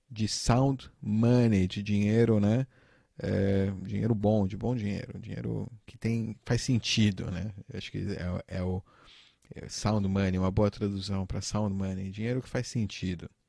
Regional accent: Turkey; Portuguese is a second language; Eu nasci e fui criado na Turquia. A Turquia é um país muito inflacionário, né?

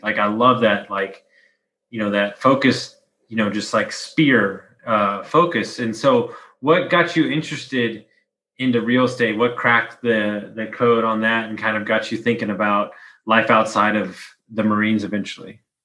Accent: Texas, United States; I'm from Texas

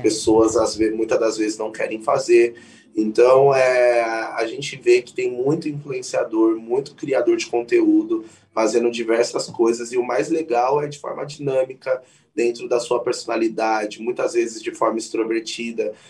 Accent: São Paulo, Brazil; tenho 24 anos, sou de São Paulo

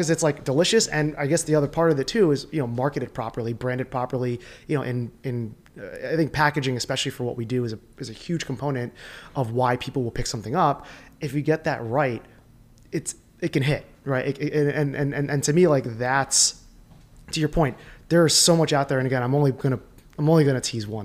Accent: Sayreville, New Jersey, United States; the area that I grew up in New Jersey

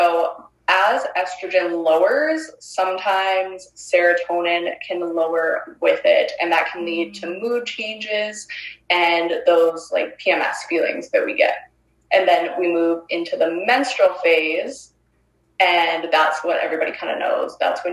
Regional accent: Ontario, Canada; moved away as an adult; now in Northern British Columbia, Canada; I'm originally from Ontario. We've only lived here for a few months.

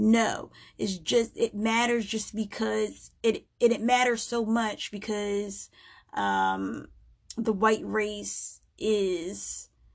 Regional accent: United States; I am an American. I am an African-American female living in America.

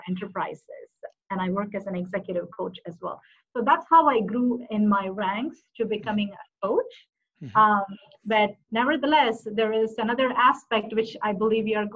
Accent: Madurai, Tamil Nadu, India; moved away as an adult; also born or lived in Minneapolis, United States; now in Dallas, United States; I was born in, I'm originally from a city called Madurai. It's very famous for a beautiful ancient temple called Meenakshi Temple. And I grew up in Tamil Nadu, for a long time, about like 18 to 19 years until I graduate

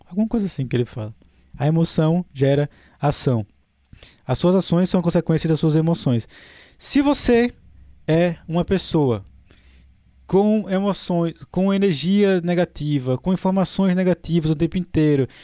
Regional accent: Maceió, Alagoas, Brazil; moved away; also born or lived in Europe; Eu, eu, sou de Maceió

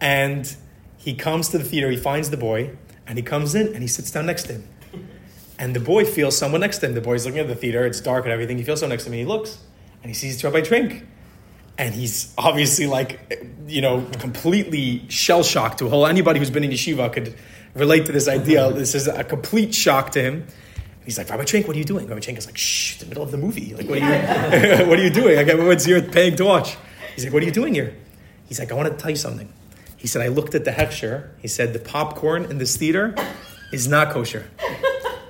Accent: Philadelphia, Pennsylvania, United States; I was born in Philadelphia

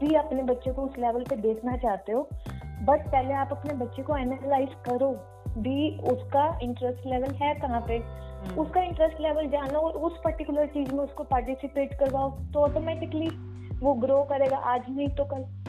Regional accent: Haryana, India; moved away as an adult; now in Punjab, India; starting से हम हरियाणा से थे अब रिसेंटली वन मंथ ही हुआ है हम पंजाब में शिफ्ट हुए हैं तो बेसिकली तो मैं पंजाबी हूँ

